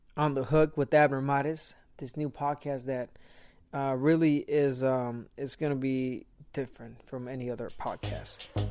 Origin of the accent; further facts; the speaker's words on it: Guadalajara, Jalisco, Mexico; I was born in Guadalajara, Jalisco, Mexico